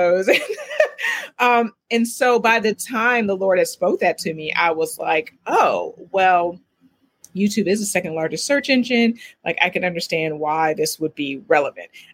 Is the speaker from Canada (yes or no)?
no; Oberlin, Ohio, United States; I'm originally from Oberlin, Ohio